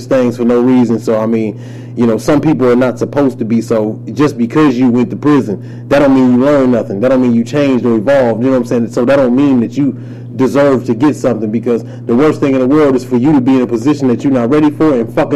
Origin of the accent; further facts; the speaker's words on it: Highland Park, Michigan, United States; also born or lived in Detroit; I'm from Detroit, man. Raised in Highland Park, but hell, that is Detroit for real